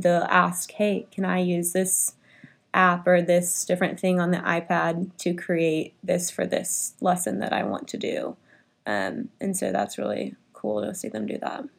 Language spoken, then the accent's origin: English; Richardson, Texas, United States; I grew up in Richardson.